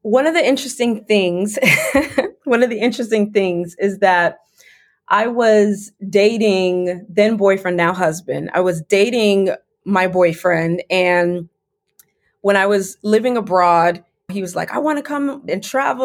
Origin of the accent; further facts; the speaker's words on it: Fort Lauderdale, Florida, United States; also born or lived in Medellin, Colombia / Valencia, Spain / London, England; now in Washington, DC, United States; I grew up in the South Florida area, specifically Fort Lauderdale, which is about 30 to 45 minutes north of Miami.